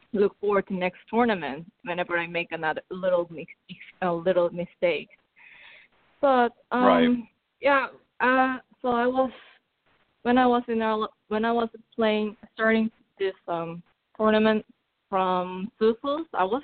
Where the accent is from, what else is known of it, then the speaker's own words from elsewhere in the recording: South Korea; first language Korean; English is a second language; moved away; even my English is obviously not my first language. I'm still trying to work on it. And even my Korean is sometimes very nervy.